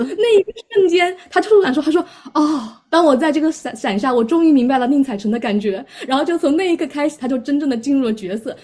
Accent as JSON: {"language": "Chinese", "country": "China", "moved": "yes", "lives_now": "Melbourne, Australia", "said": "我是一个中国人"}